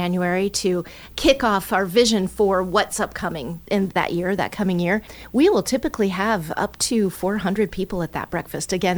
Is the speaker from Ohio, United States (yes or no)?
yes; Allen County, Ohio, United States; I'm from Allen County and wanted to be back here in the community